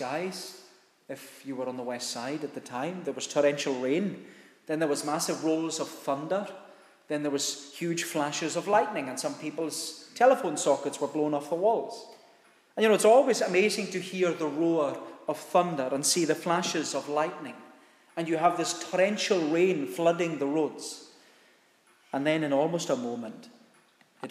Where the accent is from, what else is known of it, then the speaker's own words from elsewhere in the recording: United Kingdom; As British people living in the United Kingdom